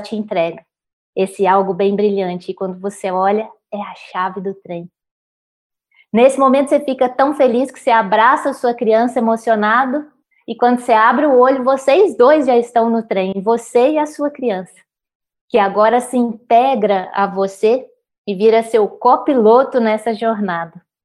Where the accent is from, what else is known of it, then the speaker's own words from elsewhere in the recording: Minas Gerais, Brazil; Como mineira